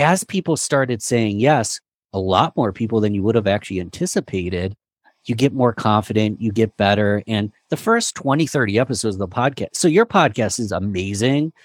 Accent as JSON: {"language": "English", "town": "Rochester", "region": "New York", "country": "United States", "said": "I'm from Rochester, New York"}